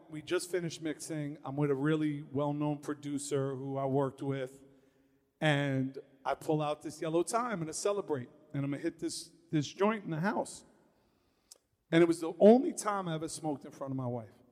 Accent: New York City, New York, United States; I'm a kid from Far Rockaway, Queens. I grew up in Red Fern Projects

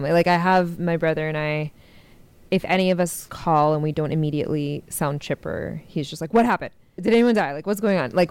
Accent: Carbondale, Illinois, United States; born there; also born or lived in Kuwait / Syria / Oklahoma / Texas; she went and visited her brother in southern Illinois, and so I was born in Carbondale. And then we went back to Kuwait, and then when Saddam invaded, a few years later, we went to Syria for a little bit

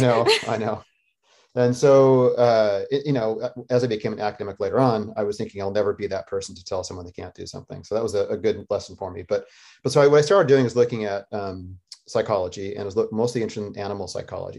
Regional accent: Northern Arizona, United States; also born or lived in Costa Rica / Denver, Colorado; growing up in Northern Arizona

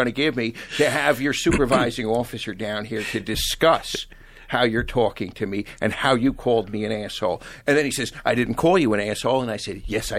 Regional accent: Long Island, New York, United States; now in California, United States; I was from Long Island. I thought I was the shit in my Formula Firebird, and then I moved to California

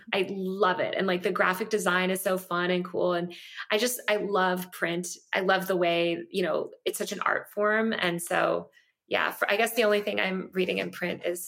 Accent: New York, United States; moved away as an adult; now in Los Angeles, United States; I'm a New Yorker. I grew up reading the New York Post.

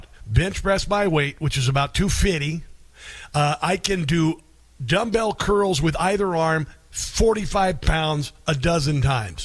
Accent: Iowa, United States; Iowa basketball, thank you very much, my home state

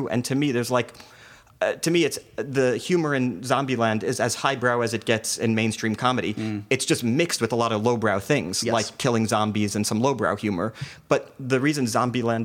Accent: New Jersey, United States; also born or lived in New York; I grew up in the suburbs in New Jersey where you had no choice but to assimilate.

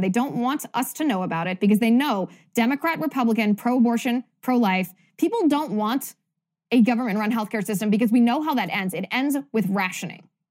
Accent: Cincinnati, Ohio, United States; I grew up in Cincinnati

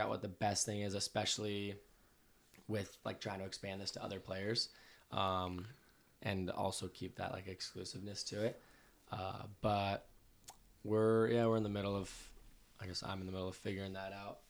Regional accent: Santa Clarita, California, United States; I'm from Santa Clarita

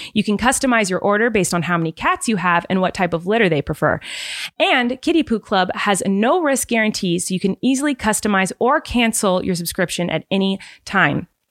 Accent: California, United States; from California

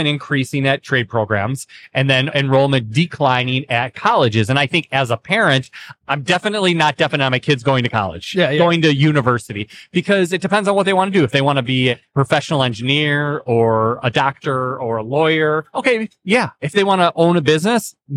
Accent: Tennessee, United States; my home state of Tennessee

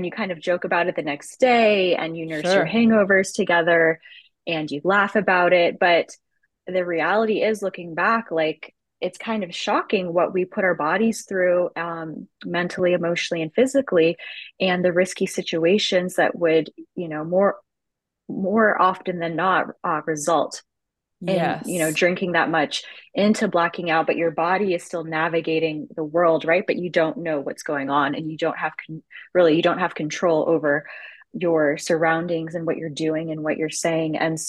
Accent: Edmonton, Alberta, Canada; now in Kansas City, United States; I'm from Edmonton, Alberta.

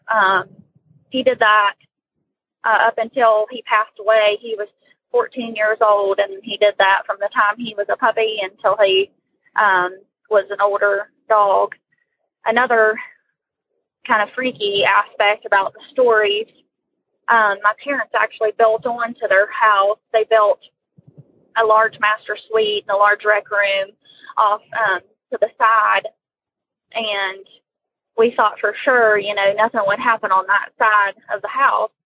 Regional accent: West Virginia, United States; I'm from West Virginia.

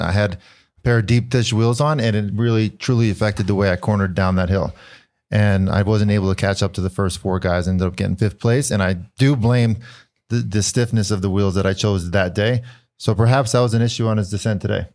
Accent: United States; as an American

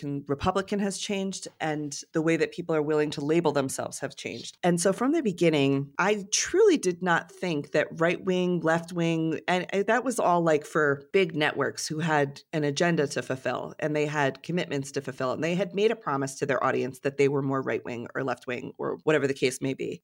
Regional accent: Connecticut, United States; moved away as an adult; also born or lived in New York; I grew up in Connecticut in a very small town

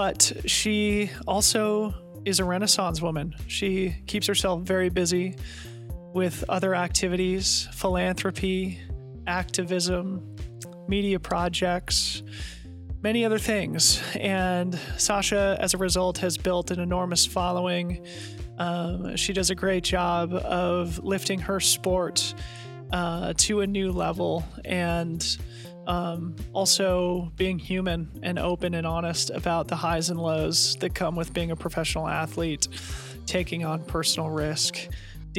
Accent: Boulder, Colorado, United States; now in Portland, United States; I grew up in Boulder. We live in Portland now

